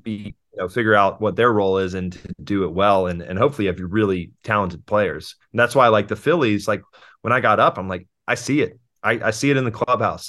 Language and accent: English; Houston, Texas, United States; moved away; also born or lived in California; I was born in Houston and I lived there until two thousand three when we moved to California for my dad's job